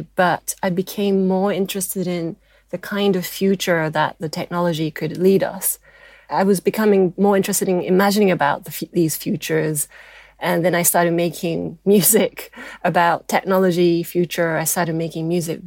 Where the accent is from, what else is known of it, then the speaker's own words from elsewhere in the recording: Japan; I'm half British and half Japanese